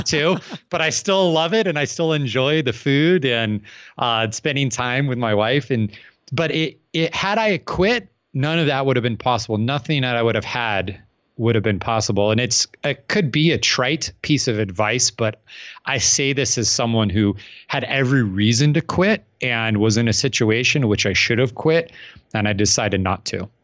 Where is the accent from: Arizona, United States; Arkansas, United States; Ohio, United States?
Arizona, United States; Phoenix; I'm from Phoenix, Arizona